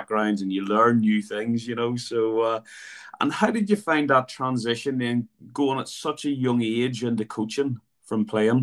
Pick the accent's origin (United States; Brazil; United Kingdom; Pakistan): United Kingdom; Belfast, Northern Ireland; my prime growing up in Belfast